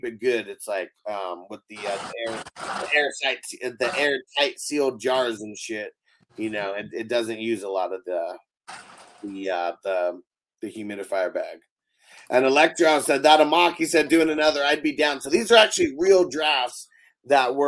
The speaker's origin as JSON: {"language": "English", "town": "San Diego", "region": "California", "country": "United States", "tie": "born or raised there", "moved": "as an adult", "said": "I lived in San Diego my whole life until last year"}